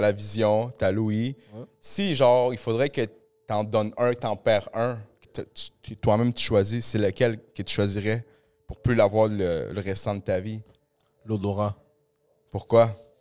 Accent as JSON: {"language": "French", "town": "Montreal", "region": "Quebec", "country": "Canada", "tie": "born or raised there", "said": "j'ai grandi un peu à Saint-Léonard"}